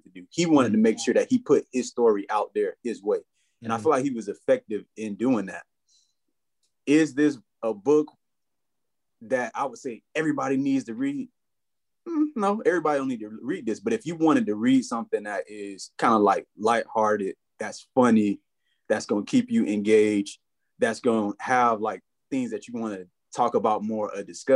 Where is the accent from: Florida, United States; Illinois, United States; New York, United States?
Florida, United States; now in Washington, D.C., United States; I'm from Florida